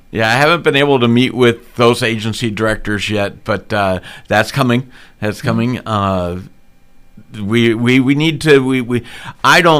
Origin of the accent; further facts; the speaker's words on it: Missouri, United States; also born or lived in Minnesota / Keokuk, Iowa; now in Boone, United States; I was born in Minnesota, raised in Missouri